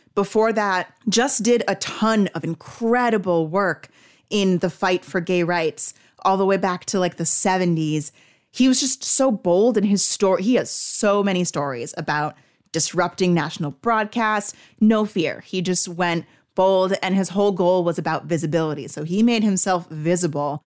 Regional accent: New Jersey, United States; I'm from North Jersey

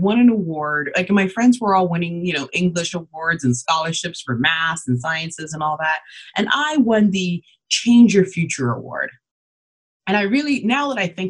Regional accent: Canada; also born or lived in Ghana; I'm an immigrant, so I was born in Ghana. And then we came over to Canada when I was just 2 years old

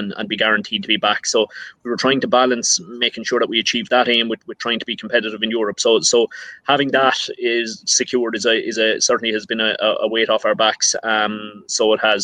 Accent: County Laois, Midlands, Leinster, Ireland; I'm further down the country. I'm down in the Midlands in a county called Laois.

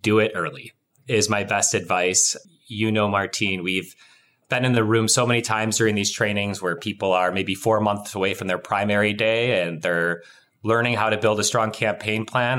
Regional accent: Wisconsin, United States; I grew up in Wisconsin

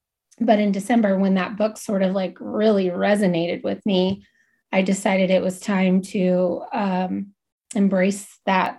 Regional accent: Salem, Massachusetts, United States; I grew up in Massachusetts. And if you don't know anything about Massachusetts, the entire place is haunted. And I lived in Salem, home of the witches

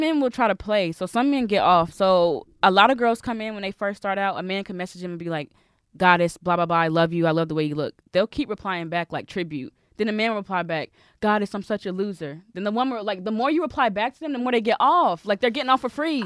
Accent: the South, United States; I'm from the South. I'm a Southern sweetheart

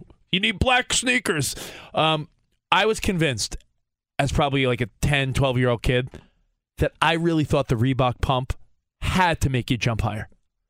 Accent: Long Island, New York, United States; in the early 90s on Long Island, I got one pair for Christmas

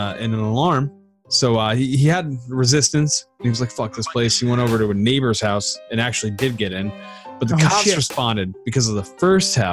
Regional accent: Northeast, United States; moved away; We grew up in the Northeast

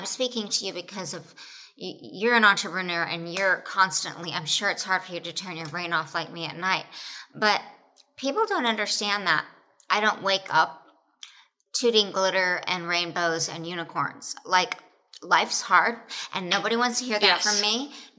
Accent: Oklahoma, United States; born or raised there

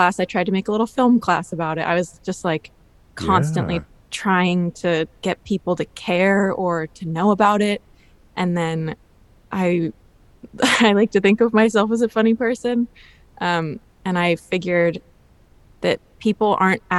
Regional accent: New York City, New York, United States; I'm from Brooklyn, New York, born and raised, still living in Brooklyn

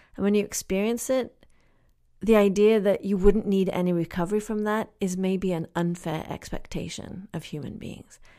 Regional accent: England, United Kingdom; moved away; also born or lived in Kenya; I grew up in England

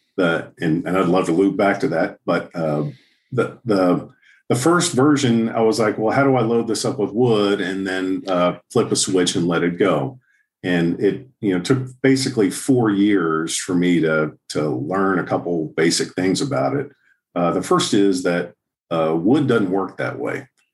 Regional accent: Houston, Texas, United States; now in Southlake, United States; I grew up in Houston

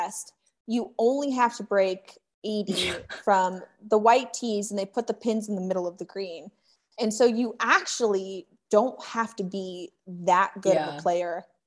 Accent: Colorado, United States; I grew up in Colorado

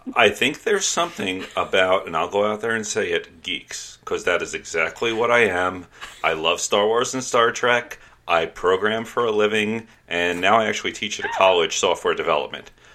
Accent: New York City, New York, United States; I grew up in New York City

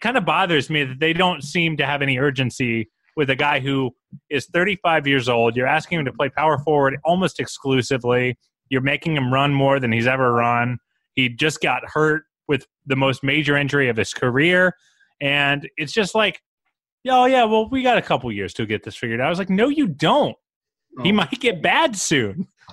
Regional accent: Columbus, Ohio, United States; I'm from Columbus

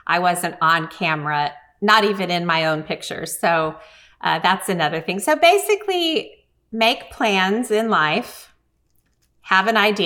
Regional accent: Bartlesville, Oklahoma, United States; also born or lived in Los Angeles / Pawhuska, Oklahoma; when I was growing up in Bartlesville. To me, Bartlesville, Oklahoma was a tiny town

